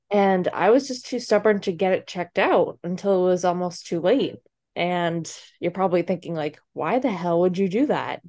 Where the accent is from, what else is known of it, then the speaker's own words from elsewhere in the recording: Massachusetts, United States; moved away; I am from Massachusetts originally